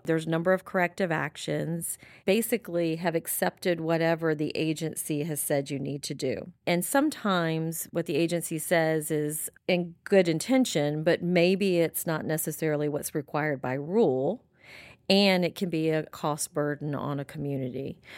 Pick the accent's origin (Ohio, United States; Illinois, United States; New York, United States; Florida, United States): Florida, United States; Pensacola; born and raised in Florida, raised in Pensacola.